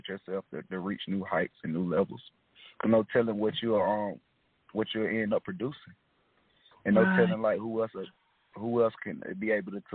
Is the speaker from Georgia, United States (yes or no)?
yes; East Point, Georgia, United States; also born or lived in Miami; I actually grew up in East Point and Miami.